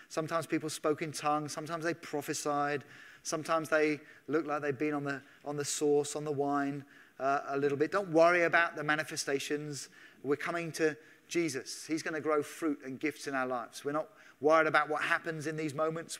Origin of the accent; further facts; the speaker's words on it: England, United Kingdom; as an Englishman.